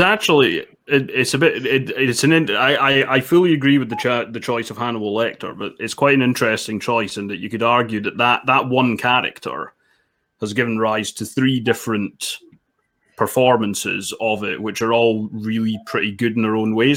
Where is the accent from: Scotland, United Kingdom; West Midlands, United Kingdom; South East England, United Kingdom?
Scotland, United Kingdom; Dundee; also born or lived in England; now in Edinburgh, United Kingdom; I'm currently in Edinburgh, and I'm originally from Dundee, slightly north of there